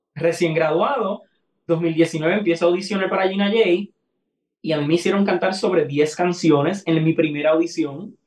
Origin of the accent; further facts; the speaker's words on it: Aguada, Puerto Rico; mi pueblo en Aguada, que mis familiares